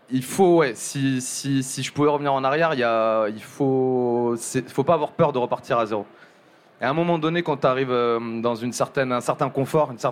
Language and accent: French; Hauts-de-France, France; born there; je suis né en Picardie, on a pas mal bougé avec, euh, avec ma mère, mon petit frère, mes deux petites sœurs.